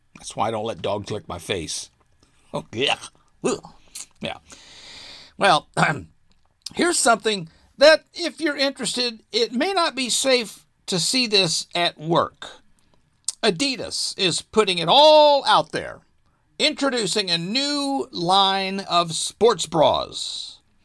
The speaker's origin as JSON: {"language": "English", "region": "Arkansas", "country": "United States", "tie": "born or raised there", "said": "my home state of Arkansas"}